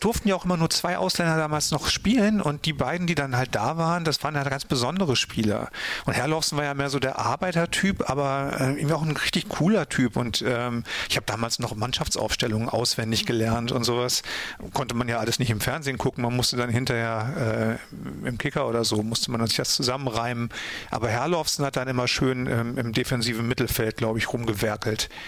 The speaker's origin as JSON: {"language": "German", "area": "North Frisia", "region": "Schleswig-Holstein", "country": "Germany", "tie": "born or raised there", "said": "Kartenbüll in Nordfriesland, also meine Heimat"}